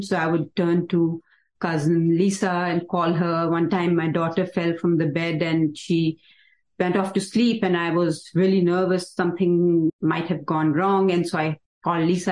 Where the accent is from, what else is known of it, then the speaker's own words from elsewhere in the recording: Mukteshwar, Uttarakhand, India; moved away as an adult; now in United States; So I grew up in Nainital district and in a small little town called Mukteshwar.